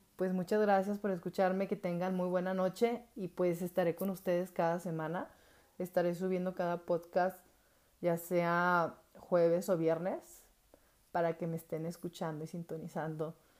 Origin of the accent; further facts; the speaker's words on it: Atengo, Jalisco, Mexico; moved away as an adult; now in Guadalajara, Mexico; nací aquí en Guadalajara, pero viví mayor tiempo en Atengo, Jalisco y luego retorné hace como ocho años nuevamente aquí a Guadalajara.